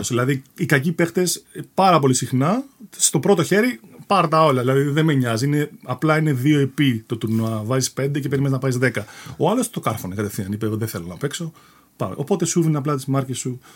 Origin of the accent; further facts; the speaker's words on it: Athens, Attica, Greece; moved away as an adult; also born or lived in England; Γεννήθηκα στην Αθήνα. Ε, καταγωγή, εντάξει, ο πατέρα μου έχει από την Κρήτη, η μητέρα μου από Αθήνα. Οπότε ναι, θεωρούμε Αθηναίο